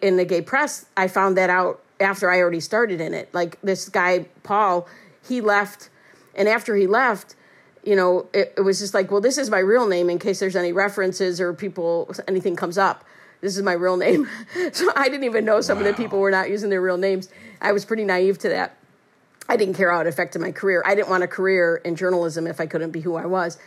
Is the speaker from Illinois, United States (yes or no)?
yes; Chicago, Illinois, United States; also born or lived in Iowa; So I'm from Chicago, but I went away 4 years to Drake University in Iowa. So I came back in May of 1984